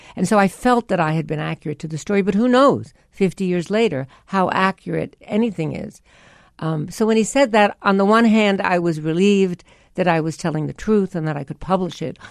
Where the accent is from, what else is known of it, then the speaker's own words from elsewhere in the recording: New York, United States; I was from New York. I'd gone to performing arts in Barnard